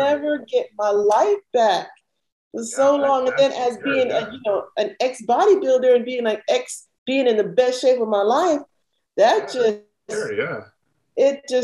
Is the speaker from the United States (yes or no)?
no; Panama; moved away; I had dual citizenship because I was born in Panama. My family's Panamanian